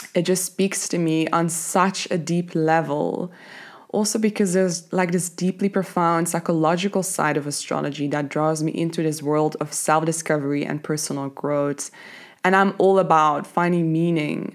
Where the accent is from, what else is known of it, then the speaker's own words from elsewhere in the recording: Belgium; moved away as an adult; now in Cape Town, South Africa; I'm originally from Belgium, but I live in Cape Town.